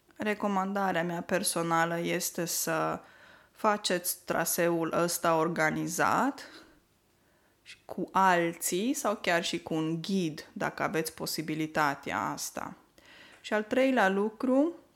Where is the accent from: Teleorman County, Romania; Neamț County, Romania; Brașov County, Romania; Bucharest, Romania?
Neamț County, Romania; Moldavia; now in Norway; în Neamț, de unde sunt eu deloc